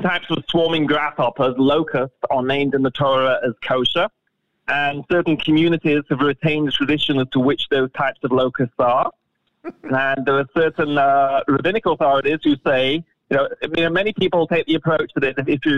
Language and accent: English; Manchester, North West England, United Kingdom; I'm from Manchester, England